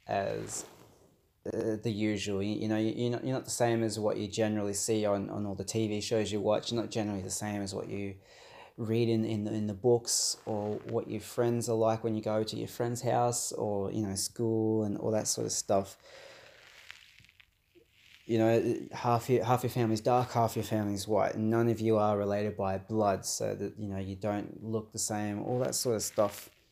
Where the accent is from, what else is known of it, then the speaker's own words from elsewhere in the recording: Australia; also born or lived in Brazil; I'm Brazilian born Australian, so I was adopted from Brazil as a baby. I myself have dark skin, so I'm Afro-Brazilian, adopted by, you know, your white Anglo Aussie parents.